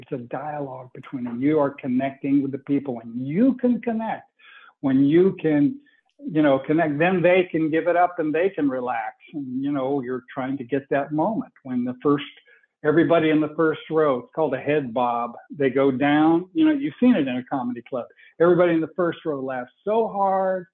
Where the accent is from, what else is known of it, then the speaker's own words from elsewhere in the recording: Bakersfield, California, United States; I was born in the Deep South, Bakersfield, California, and it is a culture of its own. Bakersfield is, and I have a huge family